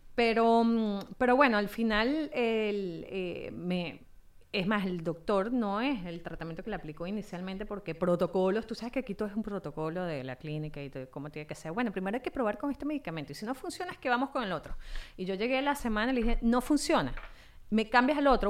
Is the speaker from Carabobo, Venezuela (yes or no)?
yes; Valencia, Carabobo, Venezuela; moved away as an adult; also born or lived in Caracas; yo soy valenciana, de origen valenciano. Eh, mi mamá es inglesa, mi papá es español